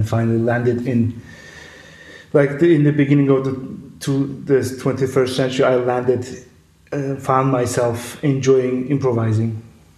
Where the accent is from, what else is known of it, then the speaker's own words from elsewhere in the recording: Istanbul, Turkey; moved away as an adult; now in Berlin, Germany; I'm a self-taught electronic musician who was born and raised in Istanbul, but has been living in Berlin since mid-2014